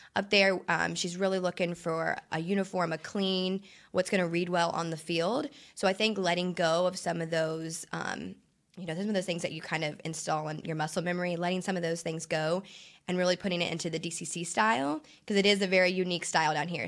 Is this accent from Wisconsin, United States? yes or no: no; Princeton, Indiana, United States; moved away as an adult; also born or lived in New York City; now in Texas, United States; I'm originally from Princeton, Indiana. I, uh, grew up dancing and cheering out there